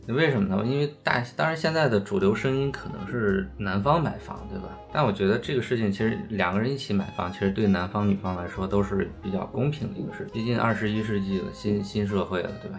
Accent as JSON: {"language": "Chinese", "town": "Zhangjiakou", "region": "Hebei", "country": "China", "tie": "born or raised there", "moved": "yes", "lives_now": "Shanghai, China", "said": "我老家河北张家口嘛，就是挺北的一个城市"}